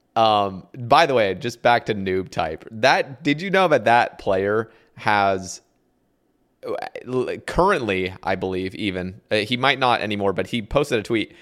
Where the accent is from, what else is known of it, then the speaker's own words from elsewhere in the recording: Oregon, United States; also born or lived in Alabama; I moved from Alabama to Ore-, back to Oregon. I grew up in Oregon, and it's very liberal here